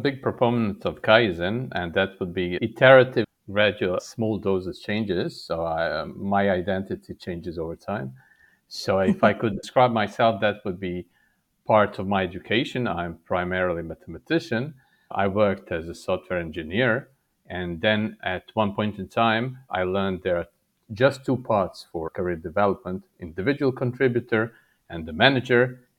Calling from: Serbia; I'm physically sitting in Serbia. For people less familiar with third world countries, this is south of Hungary and east from Croatia and Italy.

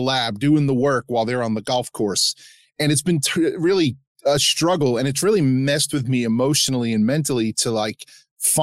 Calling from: New York, United States; I'm actually calling from New York

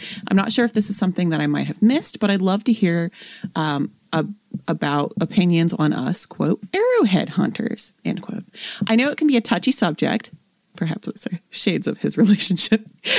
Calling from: Tuscaloosa, Alabama, United States; Also, I'm from Tuscaloosa, just north of Moundville, and would love to hear something about there, too.

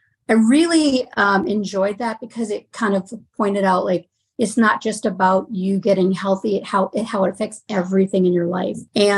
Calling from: Oak Grove, Minnesota, United States; From Oak Grove, Minnesota.

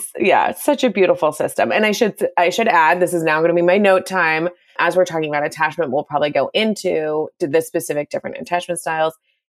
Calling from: California, United States; I'm calling from California

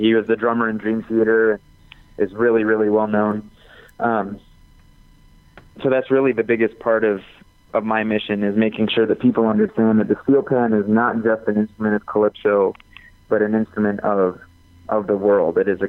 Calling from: New Mexico, United States; also born or lived in Chicago; I'm calling you from New Mexico. Half the time I'm based in Chicago

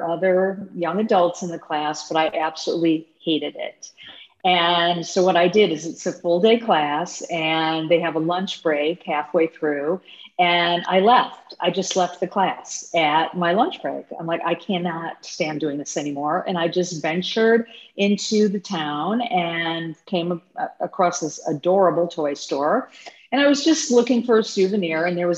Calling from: Chicago, Illinois, United States; Today, I'm zooming in from Chicago.

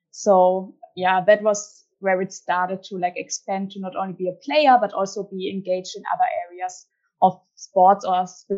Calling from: Magdeburg, Saxony-Anhalt, Germany; I'm back in Germany now, and I'm currently based in Magdeburg. So yeah, I'm back from Japan for my studies and enjoy to be back in Germany.

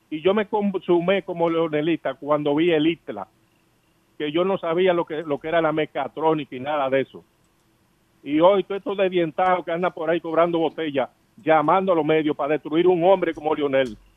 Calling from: Los Mameyes, Distrito Nacional, Dominican Republic; Buenas tardes … de los Mameyes.

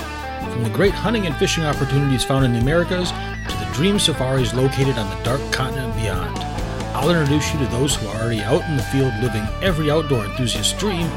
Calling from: Michigan, United States; also born or lived in Texas / Arizona; I'm calling from Michigan

